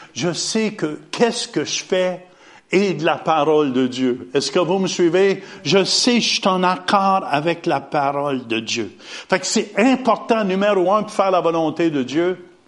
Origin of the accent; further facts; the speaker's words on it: Hawkesbury, Ontario, Canada; also born or lived in Ottawa; un petit gars d'Ottawa, né à Ottawa, mais j'ai grandi à Hawkesbury